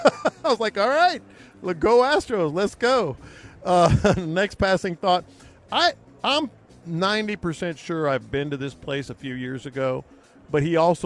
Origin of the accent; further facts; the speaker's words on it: Houston, Texas, United States; When I told him I was from Houston